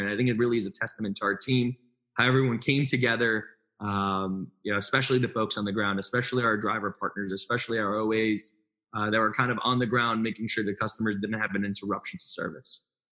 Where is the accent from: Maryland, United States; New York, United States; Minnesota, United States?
New York, United States; New York City; moved away; also born or lived in North Jersey; I grew up in Brooklyn